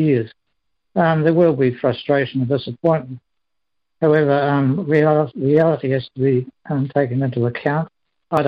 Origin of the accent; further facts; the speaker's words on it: Timaru, Canterbury, New Zealand; I come from Timaru. I was a Harrier with the Timaru Harrier Club